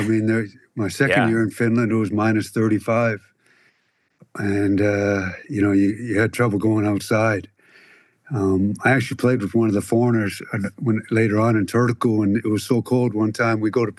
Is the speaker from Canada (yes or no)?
yes; Canada; Growing up in Canada.